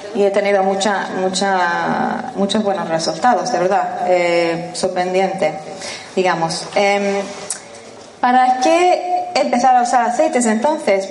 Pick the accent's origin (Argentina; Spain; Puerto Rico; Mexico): Spain; first language English; Spanish is a second language; moved away as an adult; also born or lived in Sweden / London; soy sueca de origen, crecí aquí en España